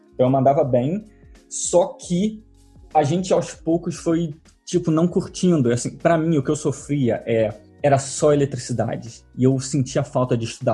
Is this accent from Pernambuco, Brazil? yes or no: no; Rio de Janeiro, Brazil; moved away as an adult; also born or lived in London, United Kingdom / Cornwall, United Kingdom / Derby, United Kingdom / Bournemouth, United Kingdom; now in Brighton, United Kingdom; eu sou carioca, moro hoje em dia no sul da Inglaterra, em Brighton, mas eu saí do Brasil em 2007.